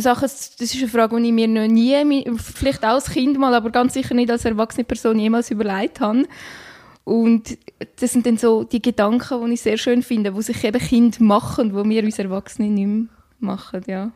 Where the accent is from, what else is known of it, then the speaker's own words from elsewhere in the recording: Graubünden, Switzerland; moved away; meine Heimat im wunderschönen Kanton Graubünden